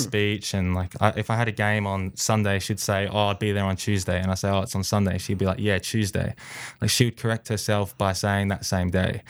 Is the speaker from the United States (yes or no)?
no; Australia; I uh, was born and raised in Australia.